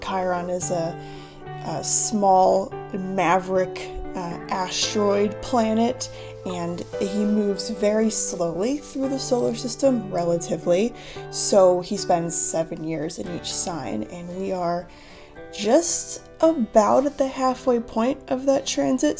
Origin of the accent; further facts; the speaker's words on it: United States; accent: American; moved away as an adult; also born or lived in Southeast Asia / Cambodia; I'm from the United States, um, in case you don't know that about me or you can't tell by my accent